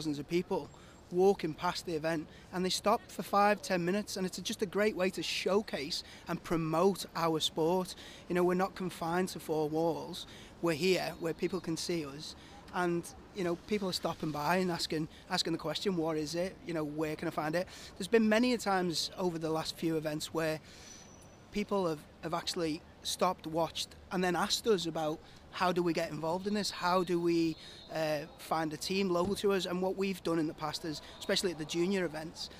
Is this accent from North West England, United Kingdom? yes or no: yes; Liverpool, North West England, United Kingdom; being obviously my hometown